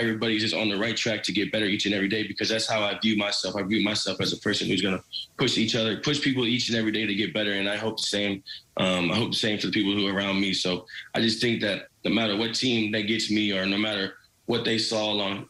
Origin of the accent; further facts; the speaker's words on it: St. Louis, Missouri, United States; Steven Jackson was like my idol growing up in St. Louis.